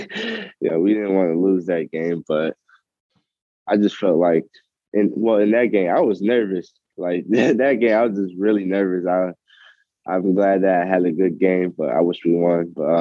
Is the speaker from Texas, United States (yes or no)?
no; Atlanta, Georgia, United States; also born or lived in Long Island, New York; Yeah, I was born in Long Island, New York. You know, I stayed there for a couple of years, and my parents decided to move to Atlanta because, you know, get a better job and whatnot.